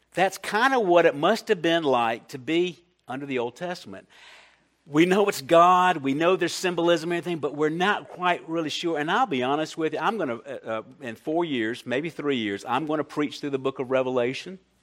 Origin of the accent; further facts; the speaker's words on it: Columbia, South Carolina, United States; I'm from Columbia, South Carolina